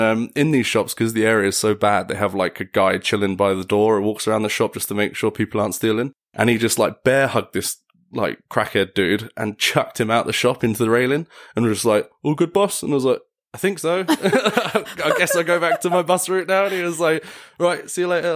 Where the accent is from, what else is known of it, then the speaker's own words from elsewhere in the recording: Enfield, London, United Kingdom; moved away as an adult; now in Mayrhofen, Austria; originally from Enfield, North London